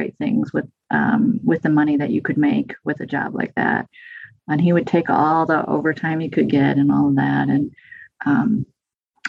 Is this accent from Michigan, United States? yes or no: yes; Flint, Michigan, United States; moved away as an adult; also born or lived in East Lansing, Michigan; now in Brazos Valley, Texas, United States; I'm 52, so I grew up born in the 70s, grew up there in the 70s.